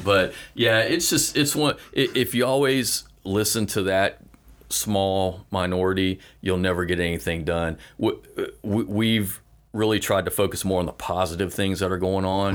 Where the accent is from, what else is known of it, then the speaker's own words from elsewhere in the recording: Fort Walton Beach, Florida, United States; I grew up in Fort Walton, born and raised